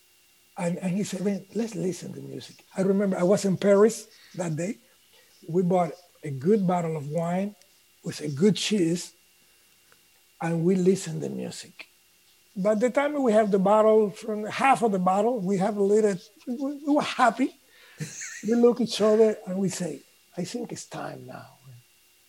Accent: Cuba; English is a second language; moved away; I come from Cuba

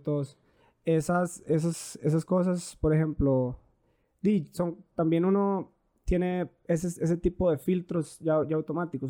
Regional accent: Turrialba, Cartago, Costa Rica; nosotros somos de Turrialba

